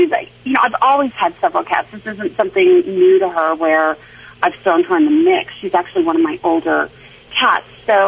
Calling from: Denver, Colorado, United States; I am in Denver.

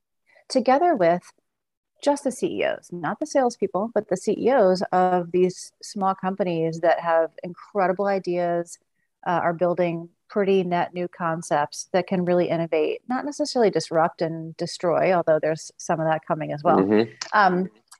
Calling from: Seattle, Washington, United States; Seattle, Washington.

